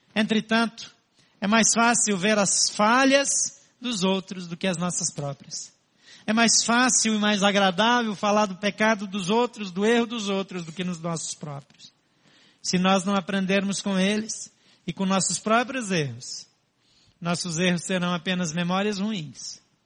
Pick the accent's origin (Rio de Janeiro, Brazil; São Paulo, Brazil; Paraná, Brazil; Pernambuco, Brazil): Paraná, Brazil; Barro Preto; moved away; Eu saí de um lugar chamado Barro Preto. Mas não é aquele barro preto chique lá de Minas, não. É um buraco chamado Barro Preto, no interior do Paraná